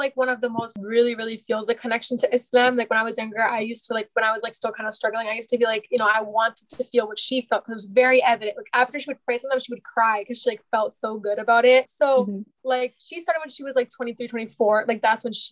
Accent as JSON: {"language": "English", "country": "United States", "tie": "born or raised there", "said": "growing up in America"}